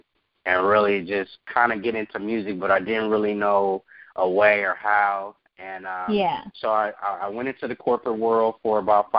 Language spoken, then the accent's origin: English; Oakland, California, United States; moved away; also born or lived in Florida; So I grew up in Oakland, California. Shout out to the Bay Area. That's my home. That's where I come from. A lot of my influences really come from being, you know, from Northern California.